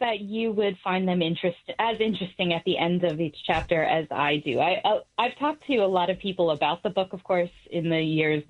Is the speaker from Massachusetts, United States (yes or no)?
yes; Boston, Massachusetts, United States; I was growing up in Boston in the time that she was, traveling around talking to people during the civil rights movement.